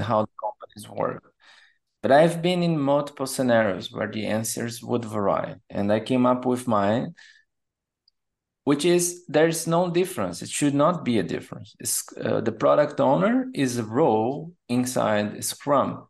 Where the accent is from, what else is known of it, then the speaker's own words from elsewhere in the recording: Brazil; moved away as an adult; also born or lived in São Paulo, Brazil; now in Germany; And then I moved from Brazil to Germany.